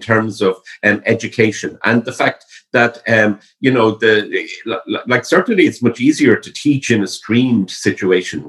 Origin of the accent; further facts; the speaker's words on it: Dublin, Leinster, Ireland; I was born in Cabra and went to Vincent's in Glasnevin